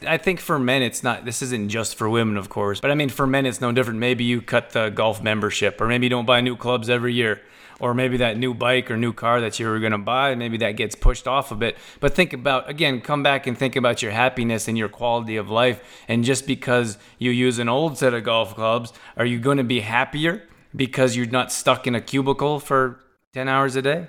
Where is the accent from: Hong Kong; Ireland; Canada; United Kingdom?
Canada; also born or lived in Redondo Beach, California; I grew up in Canada